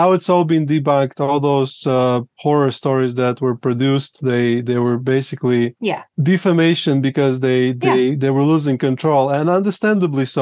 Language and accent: English; Latvia; now in Colombia; I'm originally from Latvia, which was part of Soviet Union.